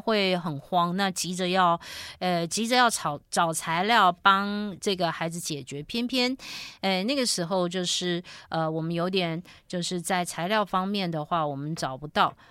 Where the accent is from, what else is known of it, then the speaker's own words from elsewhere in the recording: Taiwan; 我们台湾人